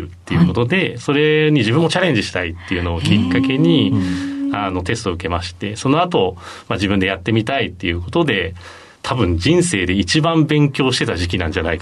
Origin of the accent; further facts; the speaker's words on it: Tokyo, Japan; also born or lived in Nagoya / Sapporo; 父親が転勤族だったので、東京生まれだったんですけれども名古屋札幌と移り住んで、はい、小学校の中頃から東京に移り住んでる